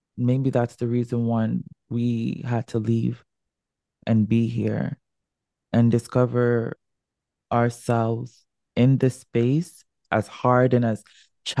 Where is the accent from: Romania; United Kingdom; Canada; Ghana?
Ghana; I'm from Ghana. There is magic in Ghana that I need. And not only, I'm from the Akan tribe. I'm fully Ashanti